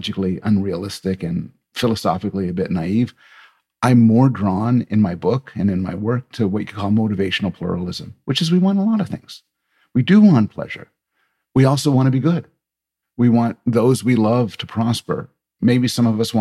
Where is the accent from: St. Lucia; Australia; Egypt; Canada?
Canada; I'm Canadian